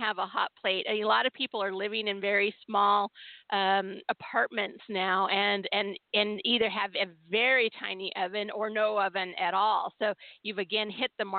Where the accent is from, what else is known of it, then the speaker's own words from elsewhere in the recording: Southern California, United States; I grew up in Southern California